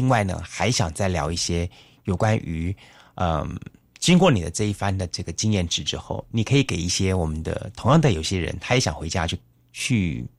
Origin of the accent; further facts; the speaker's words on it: Taiwan; 不会像我们台湾人的安排活动